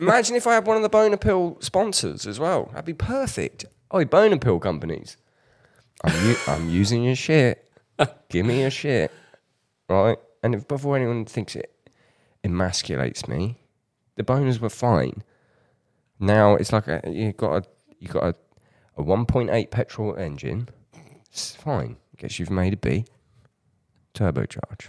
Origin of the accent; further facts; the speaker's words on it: United Kingdom; as a Brit